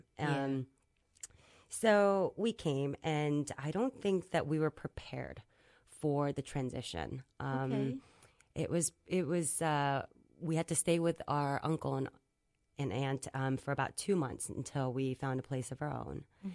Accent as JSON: {"language": "English", "town": "Springfield", "region": "Virginia", "country": "United States", "tie": "born or raised there", "also_born_or_lived": "South Korea"}